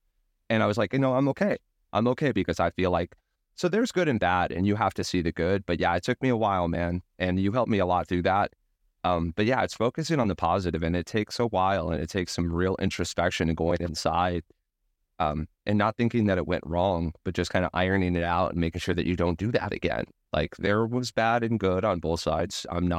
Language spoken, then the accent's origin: English; Ventura, California, United States; that beach that we went to all the time growing up in Ventura, California